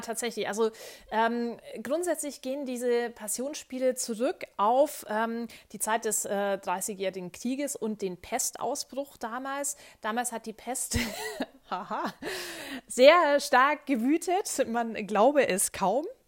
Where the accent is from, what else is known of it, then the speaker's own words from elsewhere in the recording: Bavaria, Germany; now in Munich, Germany; Ich bin äh, hier aufgewachsen